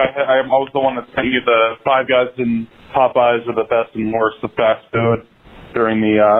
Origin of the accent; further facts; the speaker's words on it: Washington, District of Columbia, United States; my hometown in the creator city of Five Guys, Washington, D.C.